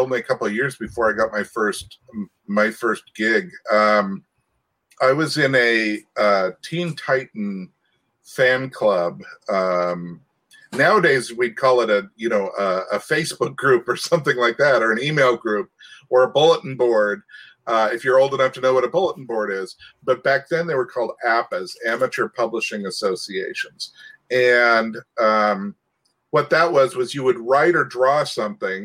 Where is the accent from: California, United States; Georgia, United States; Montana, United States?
Montana, United States; I was from Montana